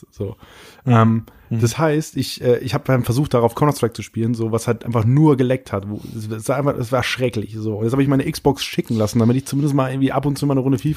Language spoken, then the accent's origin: German; Northern Germany, Germany; now in Munich, Germany; wo ich herkomme. Also ich arbeite ja in München